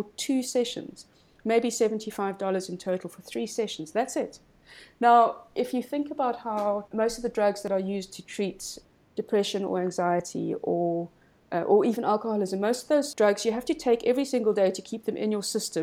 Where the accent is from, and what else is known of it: South Africa; also born or lived in Cape Town